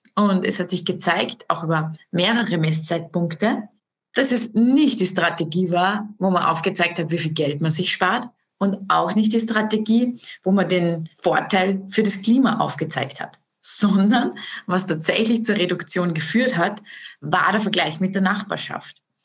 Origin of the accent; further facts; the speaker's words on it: Austria; bei uns in Österreich